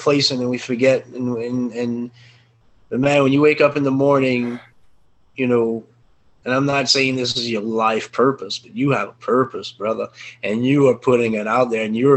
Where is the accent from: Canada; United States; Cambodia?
United States; Cajun, Louisiana; I'm Cajun French, you know, on parler un petit peu français